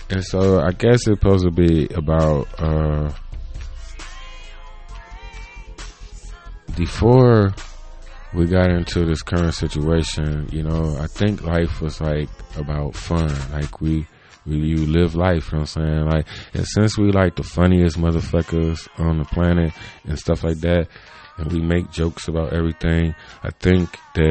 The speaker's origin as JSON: {"language": "English", "country": "United States", "tie": "born or raised there", "said": "I grew up in America"}